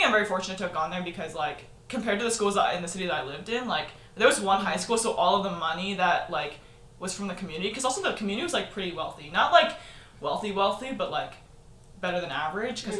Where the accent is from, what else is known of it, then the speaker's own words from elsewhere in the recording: Texas, United States; also born or lived in Michigan; I grew up in Texas